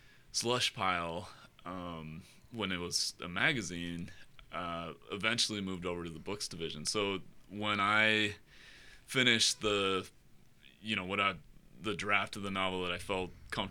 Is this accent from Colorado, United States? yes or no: yes; Boulder, Colorado, United States; So I was born and raised in Boulder, and you know, as you can probably tell, it's a part of the country that's really you know, close to my heart.